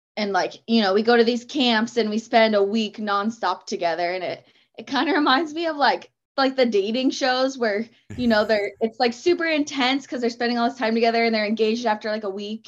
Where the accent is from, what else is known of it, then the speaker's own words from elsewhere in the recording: Auburn, Washington, United States; I've grown up in this area my whole life and still live around here